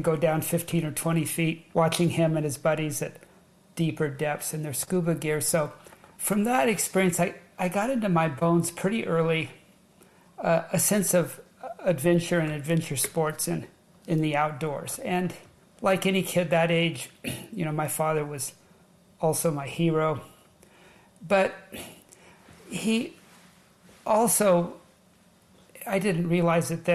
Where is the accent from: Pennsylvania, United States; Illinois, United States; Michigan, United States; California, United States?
California, United States; Long Beach; also born or lived in Orange County, California; I was born and raised in Southern California, born in Long Beach, and my family, when I was just 12 or 13 years old, relocated to Orange County